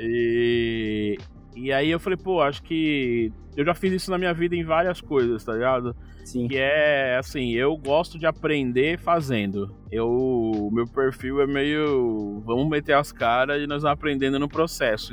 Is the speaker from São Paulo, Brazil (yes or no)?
yes; São Paulo, Brazil; eu nasci na Zona Leste, mas logo poucos anos eu, meu pai veio morar na Zona Norte